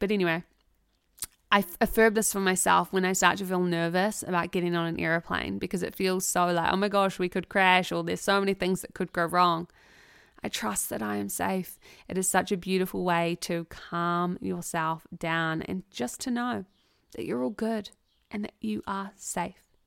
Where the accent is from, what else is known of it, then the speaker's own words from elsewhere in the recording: New Zealand; as two Kiwi girls